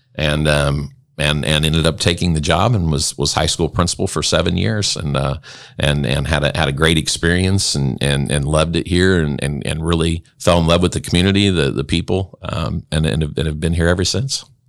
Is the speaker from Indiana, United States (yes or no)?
yes; Vincennes, Indiana, United States; moved away as an adult; now in Grant County, Indiana, United States; I'm from Southern Indiana, from uh, from Vincennes.